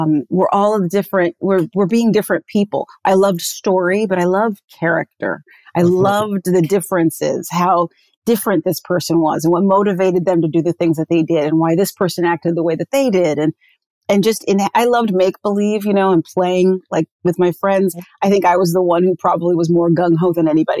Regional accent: Santa Monica, California, United States; I grew up in Santa Monica, California, beach baby.

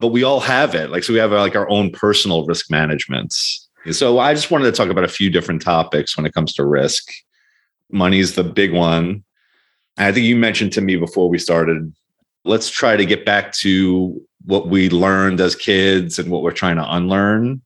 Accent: Long Island, New York, United States; We grew up in Long Island, which is an expensive place

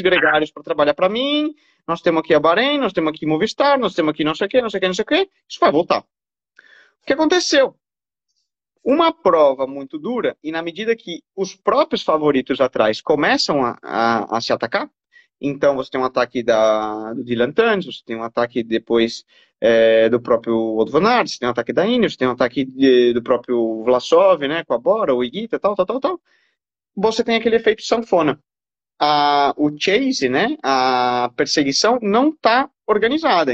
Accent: Brazil; como brasileiro

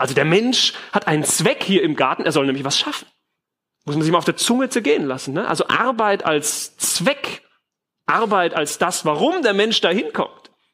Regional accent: Germany

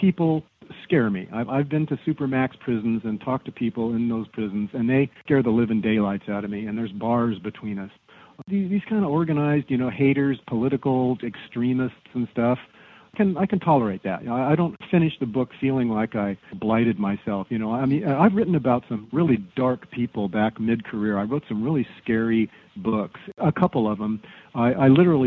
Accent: Southern California, United States; Growing up in Southern California

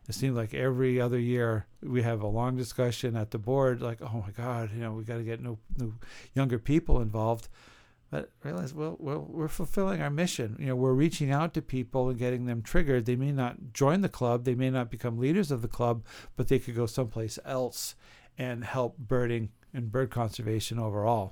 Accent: St. Johnsbury, Vermont, United States; my hometown of Saint Johnsbury, Vermont

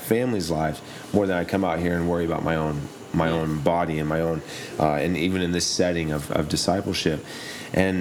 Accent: Oklahoma, United States; I'm from Oklahoma, and I grew up playing football

